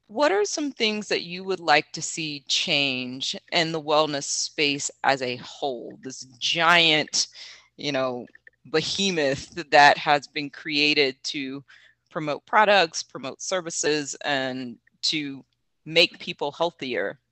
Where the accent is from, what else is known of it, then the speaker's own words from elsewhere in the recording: the South, United States; I'm from the South